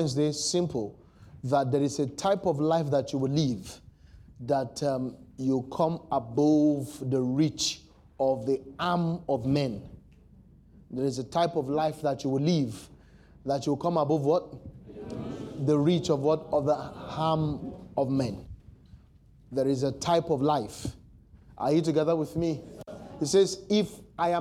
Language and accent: English; Nigeria; as a Nigerian